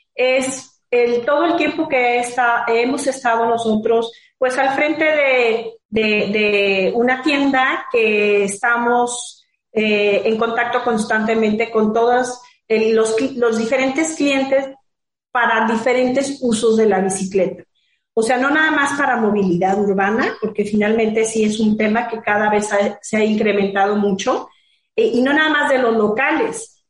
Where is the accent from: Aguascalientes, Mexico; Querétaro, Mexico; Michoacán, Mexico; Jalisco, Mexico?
Jalisco, Mexico; Guadalajara; moved away as an adult; now in Puerto Vallarta, Mexico; Yo soy de Guadalajara también, pero desde hace 10 años estoy acá en Vallarta